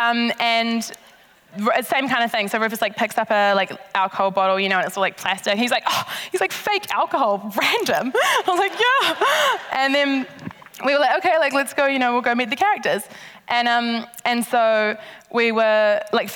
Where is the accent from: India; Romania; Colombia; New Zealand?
New Zealand; South Island; We're from the South Island